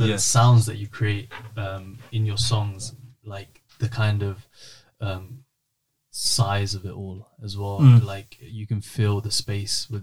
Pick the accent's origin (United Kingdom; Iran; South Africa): United Kingdom; being British and being born and raised in this place